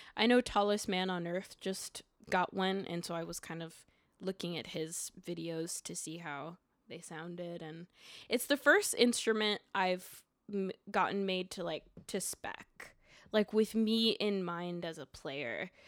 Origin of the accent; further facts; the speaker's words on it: Montreal, Quebec, Canada; now in Brooklyn, United States; I was born in Montreal, Quebec.